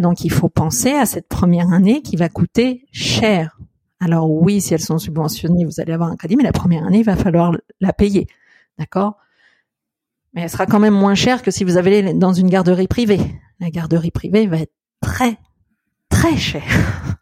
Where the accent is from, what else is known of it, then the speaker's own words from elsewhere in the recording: France; chez nous en France